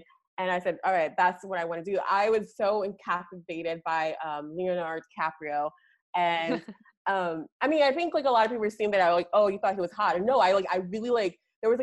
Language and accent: English; Nigeria; also born or lived in Baltimore, Maryland / York, Pennsylvania / Dallas, Texas; now in United States; I'm Nigerian born, and I moved here in 1997 with my dad and my brother.